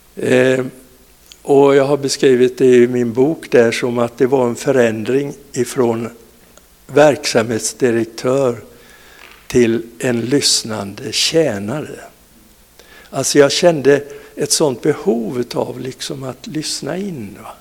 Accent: Falkenberg, Halland County, Sweden; born or raised there; also born or lived in Vessigebro

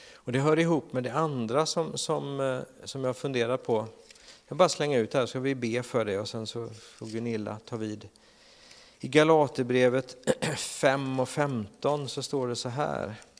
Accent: Sweden; som svenskar

